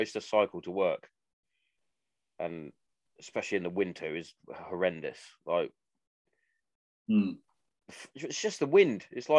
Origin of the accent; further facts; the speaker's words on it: Hereford, West Midlands, United Kingdom; Like, when I grew up, where I grew up in Hereford is quite a placid sort of place, considering the blokes that live there.